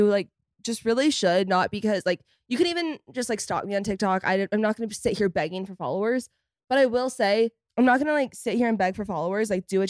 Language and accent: English; Fort Worth, Texas, United States; But, like, when I go to Fort Worth, like, guys, it's my hometown. It's my stomping grounds.